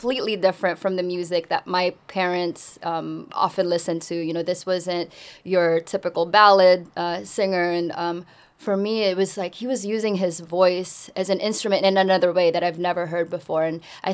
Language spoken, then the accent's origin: English; Bay Area, California, United States; English is a second language; also born or lived in Philippines; I grew up in such a diverse community like the Bay Area